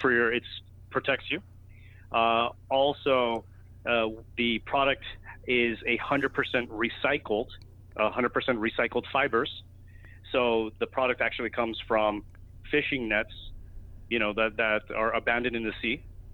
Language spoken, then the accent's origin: English; Miami, Florida, United States; moved away as an adult; also born or lived in New York; I used to play a lot of golf when I was living in Miami. When I was born and raised in Miami, so, you know, at an early age I was playing golf.